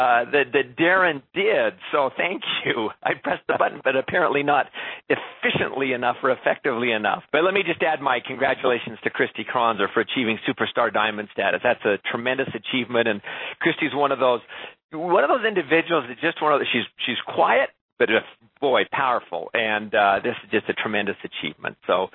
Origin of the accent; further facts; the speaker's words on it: Canada; I'm a Canadian